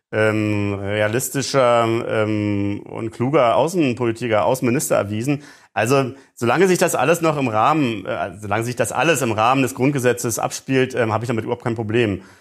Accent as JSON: {"language": "German", "region": "East Germany", "country": "Germany", "said": "ich komme selber aus der DDR und ähm, ähm, kenne diese, diese Gewissensbisse auch"}